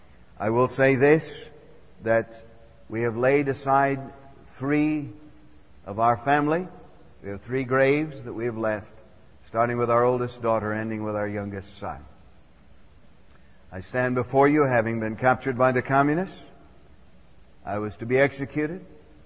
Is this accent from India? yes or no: yes; Assam, India; But I was raised up in Assam, northeast area of India, some 800 miles northeast of Calcutta. And I had the privilege of being raised in the jungles up there.